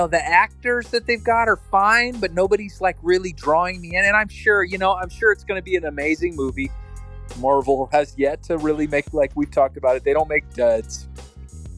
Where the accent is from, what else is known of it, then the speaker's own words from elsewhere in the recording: Northern California, United States; having family that comes from Southern California and then transplanted to the Bay Area and growing up in Northern California